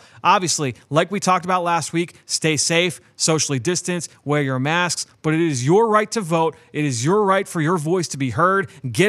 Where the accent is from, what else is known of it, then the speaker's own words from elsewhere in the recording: Pennsylvania, United States; Pennsylvania, my home state